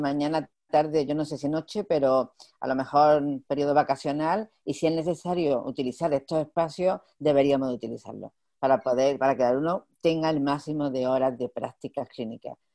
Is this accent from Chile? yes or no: no; Andalusia, Spain; como buena andaluza